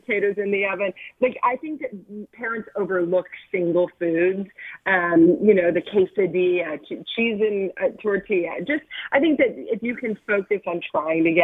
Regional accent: Kentucky, United States; I grew up in Kentucky and we had dinner 5 o'clock

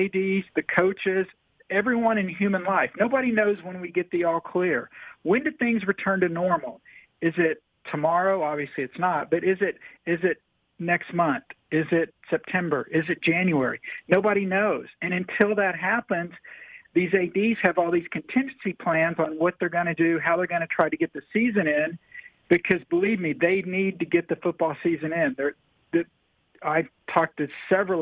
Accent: Oklahoma City, Oklahoma, United States; moved away as an adult; now in Tampa, United States; I was born in Oklahoma City, grew up, spent the first 22 years of my life in Oklahoma

